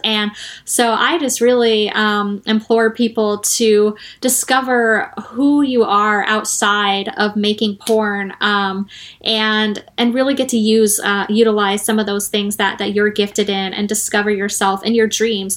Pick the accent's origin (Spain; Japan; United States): United States; Arizona; moved away; my home state of Arizona